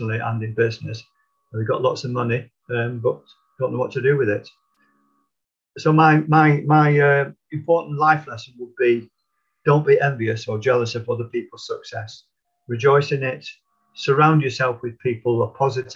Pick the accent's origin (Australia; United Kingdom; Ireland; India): United Kingdom; Middleton, North West England; also born or lived in Didsbury, Manchester; I was born in South Manchester in Didsbury many years ago, but I was only 18 months when I moved to the north of Manchester, to Middleton